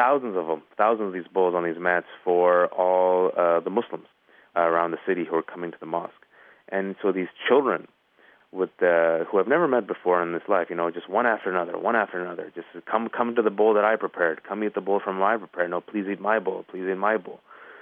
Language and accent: English; California, United States; I'm from the Bay Area, California.